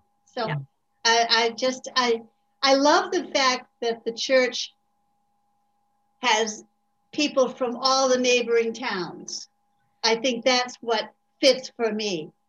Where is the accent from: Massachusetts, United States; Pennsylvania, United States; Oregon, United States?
Massachusetts, United States; Melrose; I'm a born and bred UU. And I grew up in Melrose.